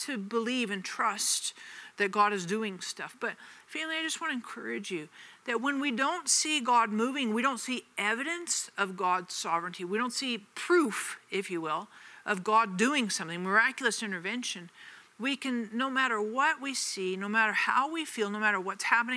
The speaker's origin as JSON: {"language": "English", "town": "Denver", "region": "Colorado", "country": "United States", "also_born_or_lived": "Kansas City", "moved": "as an adult", "said": "I moved from Denver to Kansas City when I first got married"}